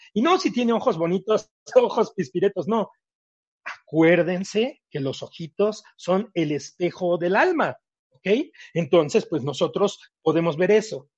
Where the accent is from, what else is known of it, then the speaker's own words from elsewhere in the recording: Mexico; also born or lived in Thailand; Cuando yo llegué después de Tailandia, que regresé a México, y bueno, pues regresé, este, yo de vivir en un departamentote muy grandote